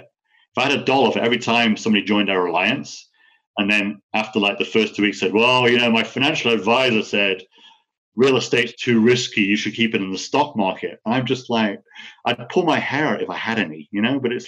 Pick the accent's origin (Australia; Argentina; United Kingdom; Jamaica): United Kingdom; also born or lived in California / Puerto Rico; now in United States; I'm an American citizen as well as British.